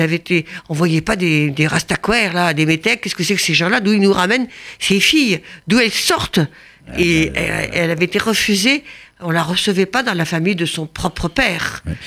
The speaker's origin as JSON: {"language": "French", "country": "France", "said": "on a un héritage en tant que Français"}